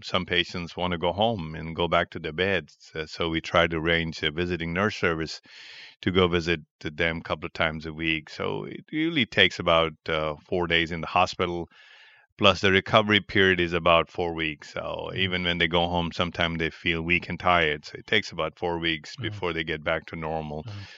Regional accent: Pakistan; moved away as an adult; also born or lived in New York, United States / Cleveland, United States; now in Chicago, United States; I was born in Pakistan and I had my uh, medical education in Pakistan

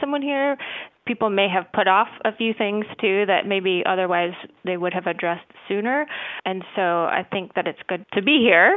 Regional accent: Indiana, United States; moved away as an adult; also born or lived in Tennessee; now in Outer Banks, North Carolina, United States; I'm originally from Indiana. I was born and raised there

